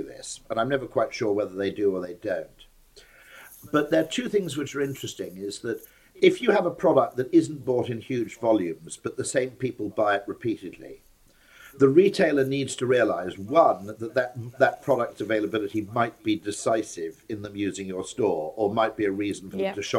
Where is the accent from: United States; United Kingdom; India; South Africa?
United Kingdom; Wales; I'm Welsh